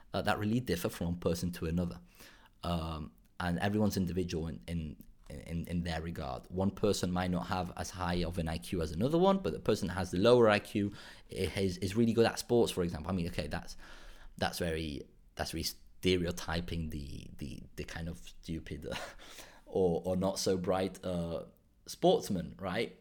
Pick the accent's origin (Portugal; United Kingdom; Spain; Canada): Spain; Málaga province, Andalusia; also born or lived in Ronda, Spain; I was born in Ronda, which is the Málaga province, but I grew up in a small town in Spain, in southern Spain, in Málaga.